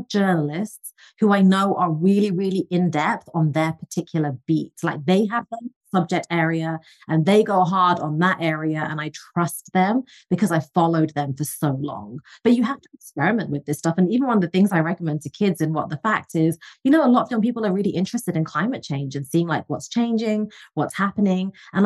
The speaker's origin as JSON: {"language": "English", "region": "England", "country": "United Kingdom", "tie": "born or raised there", "moved": "yes", "said": "I'm originally from England, as you can tell from the accent"}